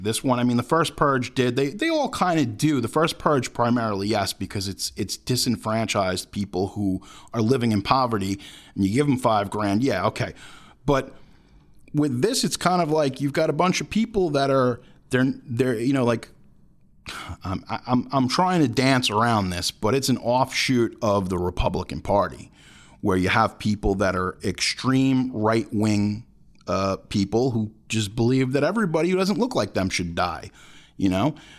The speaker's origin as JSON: {"language": "English", "country": "United States", "said": "as American citizens"}